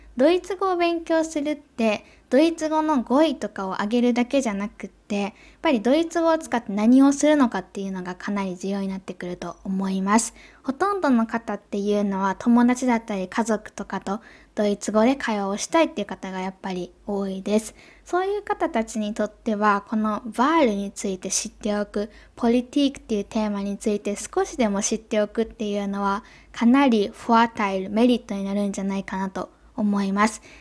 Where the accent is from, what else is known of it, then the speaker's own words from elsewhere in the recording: Japan; 私の母国である日本